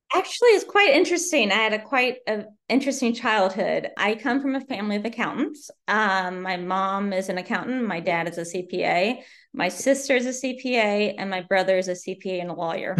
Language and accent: English; Southern Indiana, United States; moved away as an adult; also born or lived in Bloomington, Indiana; now in Maryland, United States; I'm originally from Southern Indiana, and I grew up there